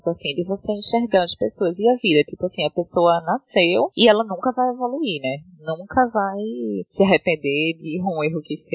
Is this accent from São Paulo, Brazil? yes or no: no; Recife, Pernambuco, Brazil; moved away as an adult; now in Lisbon, Portugal; minha cidade natal, que é o Recife.